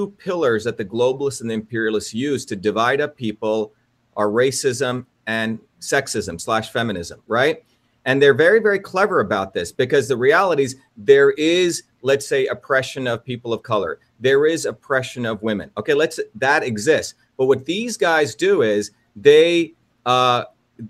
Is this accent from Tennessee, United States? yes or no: no; Paterson, New Jersey, United States; also born or lived in India; now in Massachusetts, United States; I grew up in Patterson, predominantly African-American.